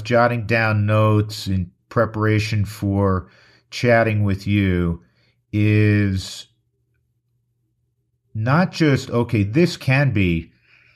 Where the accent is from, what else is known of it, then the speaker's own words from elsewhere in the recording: New York, United States; now in Colorado, United States; I'm from New York originally, but I'm a Coloradan